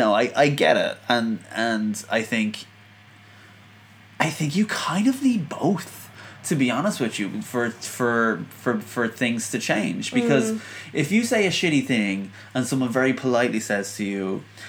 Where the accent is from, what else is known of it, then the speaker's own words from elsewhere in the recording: Ireland; As an Irishman